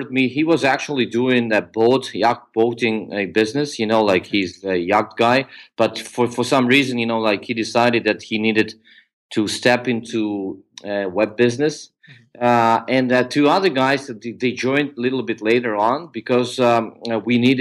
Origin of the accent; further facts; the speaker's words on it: Ukraine; also born or lived in Georgia; I grew up in the Ukraine